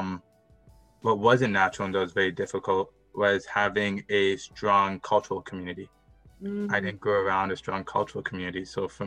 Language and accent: English; Mississauga, Ontario, Canada; I grew up in Mississauga. I grew up North Mississauga.